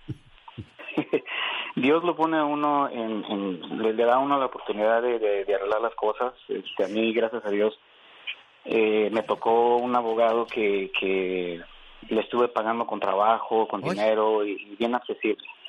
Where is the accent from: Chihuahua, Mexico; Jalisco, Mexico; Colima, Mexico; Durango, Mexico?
Durango, Mexico; moved away as an adult; now in Utah, United States; de acá de Utah soy de Durango